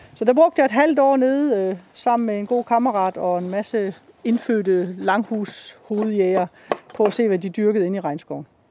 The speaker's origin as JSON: {"language": "Danish", "country": "Denmark", "said": "det, vi har herhjemme i Danmark"}